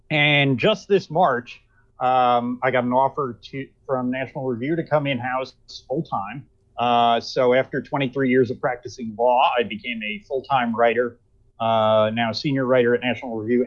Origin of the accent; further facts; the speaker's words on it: Nanuet, New York, United States; also born or lived in Teaneck, New Jersey; I grew up in Nanuet, New York, which is literally the next town over from Blauvelt